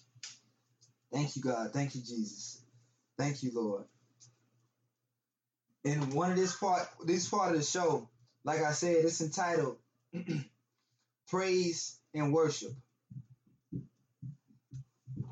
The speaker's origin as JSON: {"language": "English", "region": "Texas", "country": "United States", "said": "I'm from Texas"}